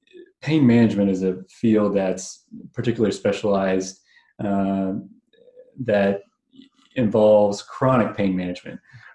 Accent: Edmond, Oklahoma, United States; also born or lived in Chicago; I grew up here in Edmond, Oklahoma. I went to undergrad at University of Oklahoma and also spent a few years at Wheaton College up near Chicago.

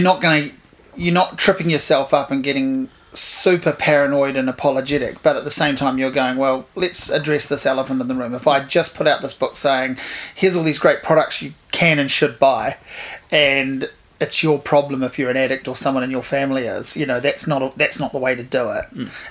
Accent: Hawke's Bay, New Zealand; moved away; also born or lived in Wellington, New Zealand; I grew up in Hawke's Bay. I guess I was really there from 1980 until 1995

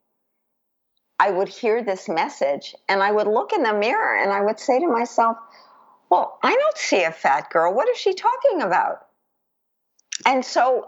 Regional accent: New York City, New York, United States; I grew up in New York City

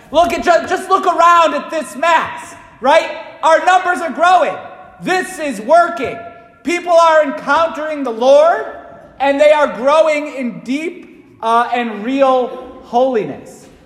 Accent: Waterbury, Connecticut, United States; when I was growing up in Waterbury

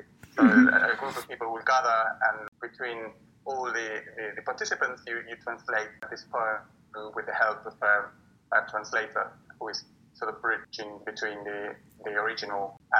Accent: Buenos Aires, Argentina; English is a second language; moved away as an adult; now in United Kingdom; I'm an Argentinian poet. I was born in Buenos Aires in the 70s and came to the UK with 21 years of age

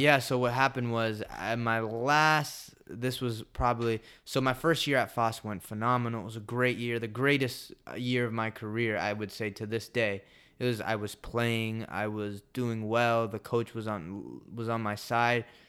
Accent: United States; moved away as an adult; also born or lived in El Salvador; I came from the United States

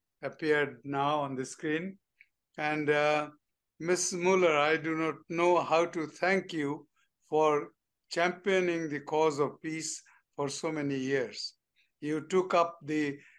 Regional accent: Bangladesh; moved away as an adult; from Bangladesh, just a greenhorn diplomat

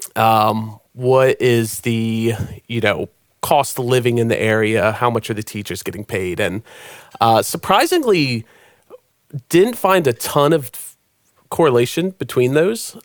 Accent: Maryland, United States; moved away as an adult; now in Nashville, United States; I'm originally from Maryland

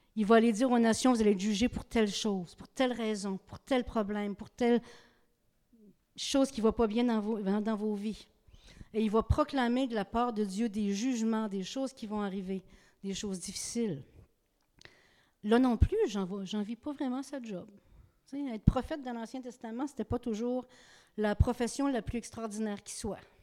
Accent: Gaspé, Quebec, Canada; je viens de Gaspé.

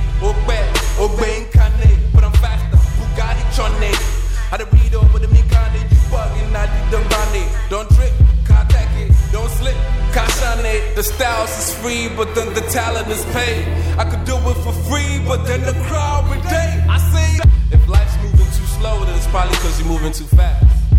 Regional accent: Accra, Greater Accra, Ghana; now in Charlotte, United States; I'm from West Africa, Ghana. Precisely Accra, Charlotte.

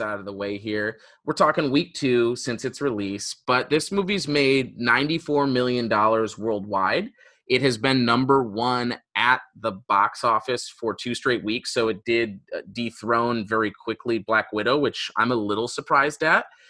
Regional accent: Detroit, Michigan, United States; I'm from Metro Detroit

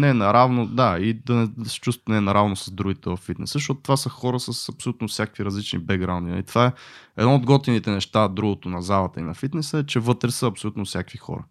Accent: Botevgrad, Sofia Province, Bulgaria; съм от Ботеград

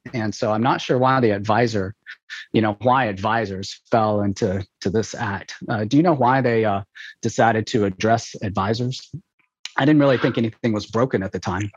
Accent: Memphis, Tennessee, United States; moved away; also born or lived in Nashville; I was born in Nashville and grew up in Memphis

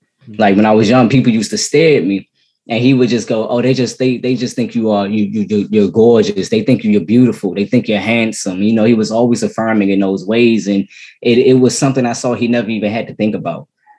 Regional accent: Maryland, United States; also born or lived in Washington, D.C. / Virginia; I'm actually from Maryland. I was born in D.C.

